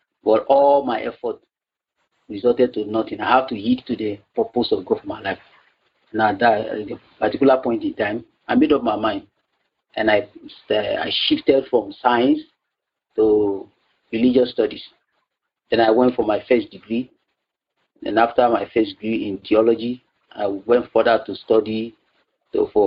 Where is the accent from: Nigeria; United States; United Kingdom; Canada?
Nigeria; also born or lived in Accra, Ghana; I came to Nigeria to finish my primary school education and continue with my secondary school to my degree level